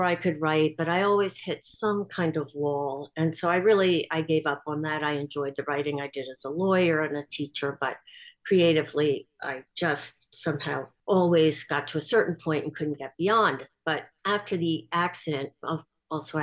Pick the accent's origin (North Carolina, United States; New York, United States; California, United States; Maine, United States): New York, United States; Bronxville; I was born in Bronxville